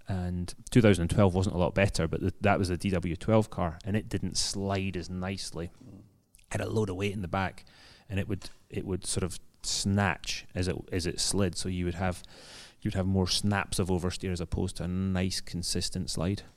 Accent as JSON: {"language": "English", "region": "Scotland", "country": "United Kingdom", "moved": "yes", "lives_now": "London, United Kingdom", "said": "as a Scotsman"}